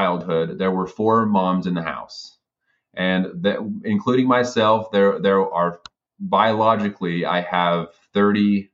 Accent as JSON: {"language": "English", "town": "Hildale", "region": "Utah", "country": "United States", "tie": "born or raised there", "moved": "as an adult", "said": "I was born and raised on the Utah side, so in Hilldale."}